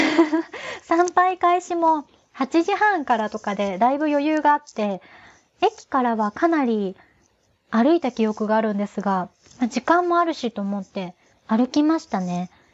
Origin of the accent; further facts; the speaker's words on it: Kagoshima, Japan; moved away as an adult; now in Tokyo, Japan; 中高大学の10年間、鹿児島に住んでた